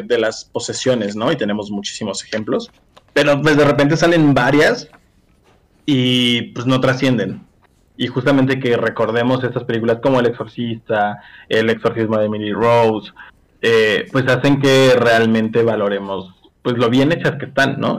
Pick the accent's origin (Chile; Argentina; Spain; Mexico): Mexico; yo siendo mexicano